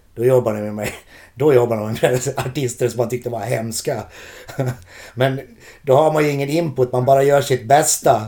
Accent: Borlänge, Dalarna County, Sweden; moved away as an adult; also born or lived in Gothenburg; Vi har inte bott där på 30 år vilket gör att de faktiskt gillar oss i hemstaden

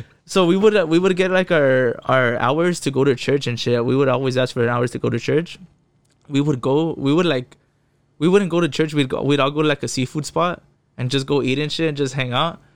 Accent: Fontana, California, United States; first language Spanish; English is a second language; also born or lived in West Covina, California; I was born in West Covina, L A County, but I, I grew up in the I E, you know, in an empire

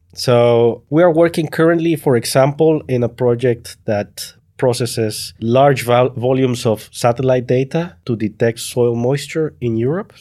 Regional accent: El Salvador; moved away as an adult; now in Netherlands; I come from El Salvador and now living in the Netherlands.

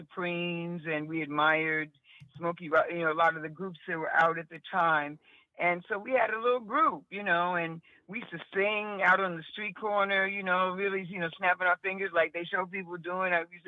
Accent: Chicago, Illinois, United States; No, this is Chicago. I was born in Chicago, born and raised

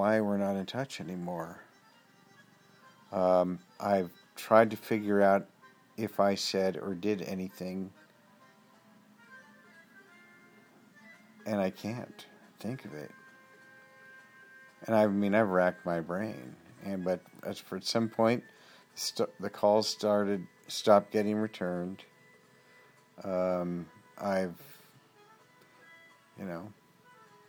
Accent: West Coast of America, United States; I'm from the West Coast of the America.

